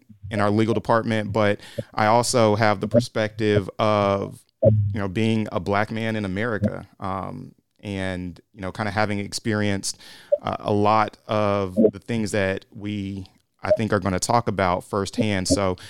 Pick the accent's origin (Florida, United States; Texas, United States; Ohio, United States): Florida, United States; Central; my family's roots and lineage all the way back to slavery. I was born and raised here in Central Florida.